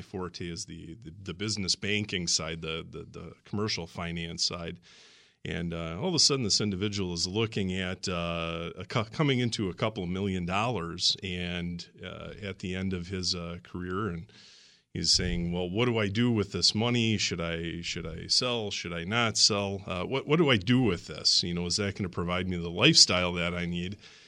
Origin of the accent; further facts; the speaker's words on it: Racine, Wisconsin, United States; I grew up in Racine, absolutely.